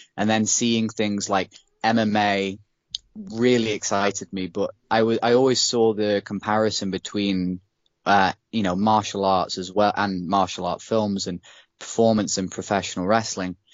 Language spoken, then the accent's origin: English; United Kingdom; being a British person